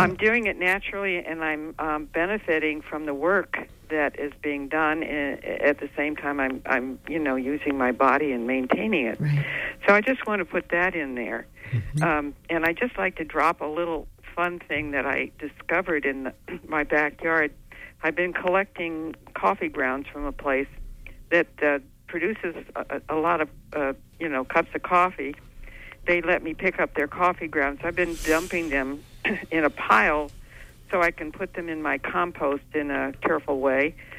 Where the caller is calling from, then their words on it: Orland, Maine, United States; I'm calling from Orland.